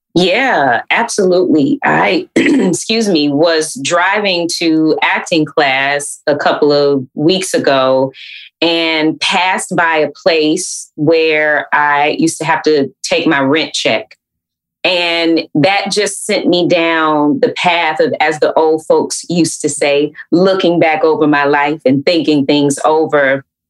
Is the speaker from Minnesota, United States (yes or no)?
no; Atlanta, Georgia, United States; growing up in Atlanta